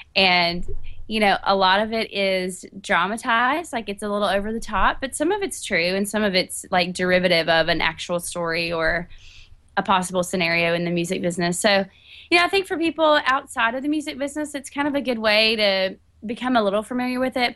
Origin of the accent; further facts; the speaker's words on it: Catawba, North Carolina, United States; moved away as an adult; now in Nashville, United States; I'm from North Carolina. I grew up in a teeny tiny town called Catawba, and I've been in Nashville for a little over 10 years